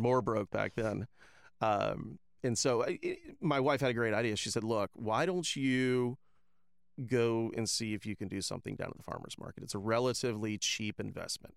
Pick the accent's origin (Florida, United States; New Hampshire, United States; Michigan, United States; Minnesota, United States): Florida, United States; Tampa; moved away as an adult; also born or lived in Ohio; now in Lakeland, United States; I'm I'm not originally from Lakeland. I'm I'm from Tampa